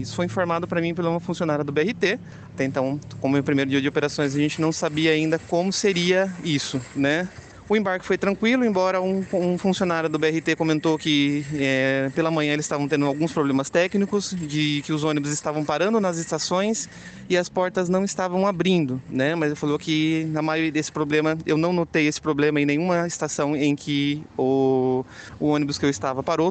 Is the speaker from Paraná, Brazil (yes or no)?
no; Sorocaba, São Paulo, Brazil; nós da população de Sorocaba